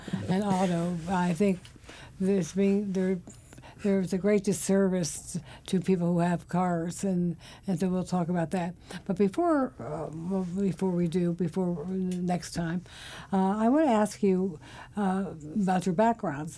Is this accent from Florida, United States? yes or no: no; Virginia, United States; moved away as an adult; now in Washington, D.C., United States; I'm from Virginia